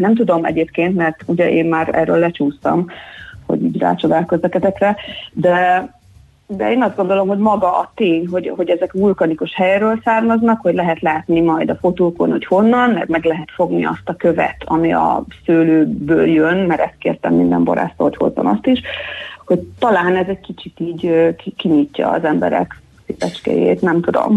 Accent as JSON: {"language": "Hungarian", "country": "Hungary", "also_born_or_lived": "England", "said": "amikor hazaköltöztem Angliából, akkor már az angol projektemet kvázi hazaköltöztettem Somlóra"}